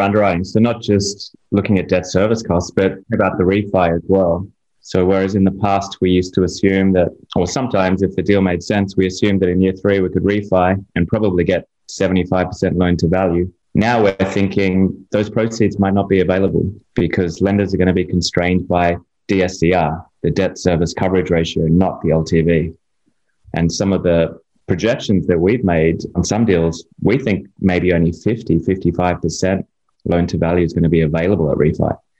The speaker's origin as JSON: {"language": "English", "country": "Australia", "moved": "yes", "lives_now": "Miami, United States", "said": "I'm from Australia originally"}